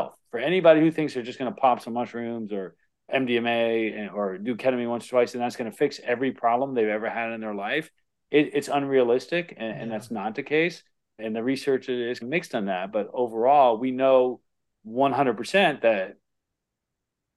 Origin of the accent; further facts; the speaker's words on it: Florida, United States; growing up in Florida